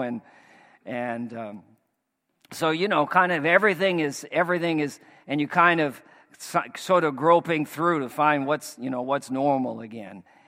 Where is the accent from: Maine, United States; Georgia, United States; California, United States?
Maine, United States; moved away; we're from Maine